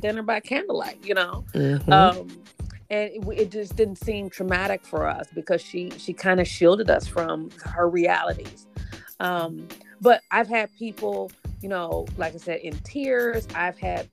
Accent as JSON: {"language": "English", "town": "Pontiac", "region": "Michigan", "country": "United States", "moved": "yes", "lives_now": "Detroit, United States", "said": "I'm not originally from the city. I'm from Pontiac"}